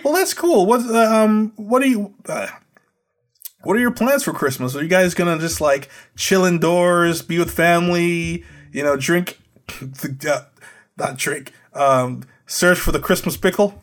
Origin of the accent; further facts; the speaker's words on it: Trinidad & Tobago; now in United States; Growing up in Trinidad